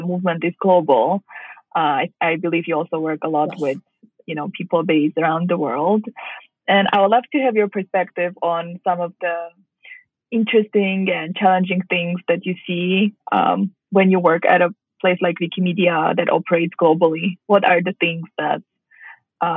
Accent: Armenia; moved away as an adult; now in United States; I come from Armenia

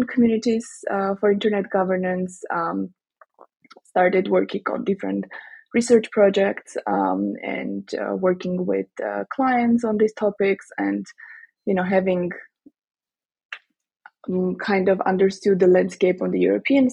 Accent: Armenia; moved away; also born or lived in Strasbourg; I went back to my home country, Armenia

